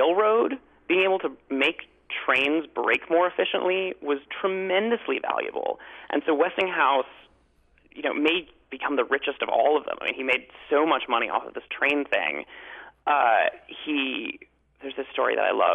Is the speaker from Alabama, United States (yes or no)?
no; Chicago, Illinois, United States; I grew up in Chicago